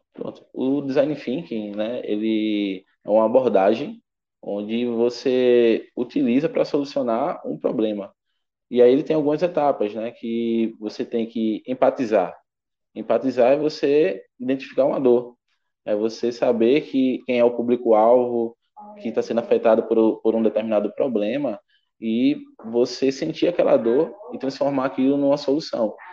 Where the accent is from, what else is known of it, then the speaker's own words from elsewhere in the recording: Pernambuco, Brazil; sou aqui de Pernambuco